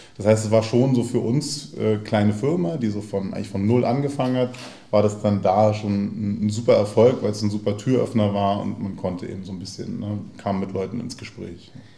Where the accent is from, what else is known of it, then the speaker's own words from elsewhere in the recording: Berlin, Germany; ich bin in Neukölln in Gropiusstadt zur Schule gegangen. Also wer Gropiusstadt kennt, ist dann so ein bisschen, na, hat eben eine eigene Farbe. So ähm, in, in Neukölln und in Tempelhof aufgewachsen